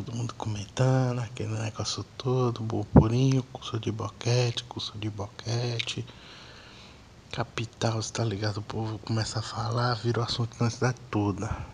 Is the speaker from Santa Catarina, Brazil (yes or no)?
no; Pirapora, Minas Gerais, Brazil; Eu sou de Minas, interior de Minas, Pirapora. Mas já morei na cidade.